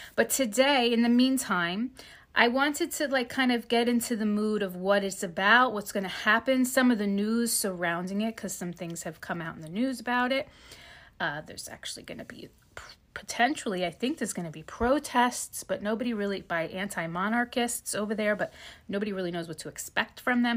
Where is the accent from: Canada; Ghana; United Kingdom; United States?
United States; New Jersey; I'm from New Jersey.